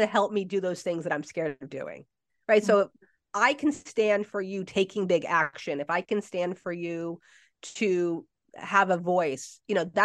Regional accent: New Jersey, United States; I'm from Jersey

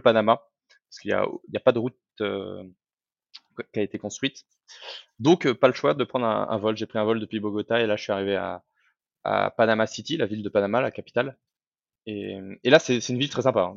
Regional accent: France; moved away as an adult; also born or lived in Medellín, Colombia; en tant que Français

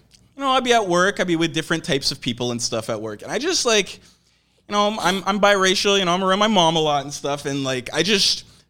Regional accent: Oakville, Ontario, Canada; when I grew up in Oakville

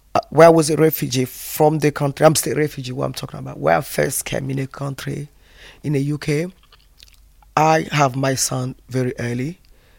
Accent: Côte d’Ivoire; moved away as an adult; now in United Kingdom; I come from the Ivory Coast

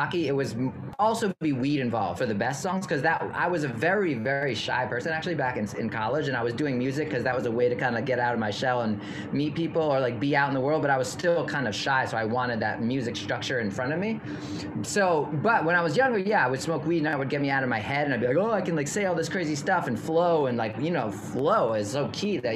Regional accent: New York City, New York, United States; moved away as an adult; also born or lived in Redlands, California / Portland / Los Angeles; I grew up in New York City, so I'm back home

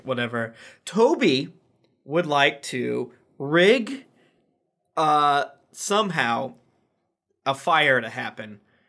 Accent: Florida, United States; I'm from Florida.

